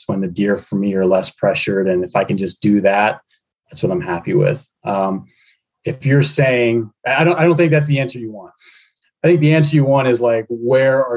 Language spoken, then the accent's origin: English; Pennsylvania, United States; now in Michigan, United States; my home state of Pennsylvania